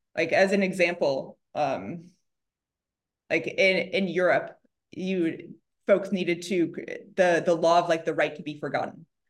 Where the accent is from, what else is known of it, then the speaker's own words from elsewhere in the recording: Chicago, Illinois, United States; now in Silicon Valley, United States; I grew up in Chicago